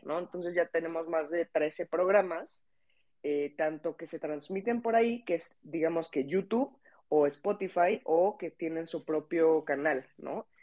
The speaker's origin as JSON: {"language": "Spanish", "country": "Mexico", "said": "somos las dos mexicanas"}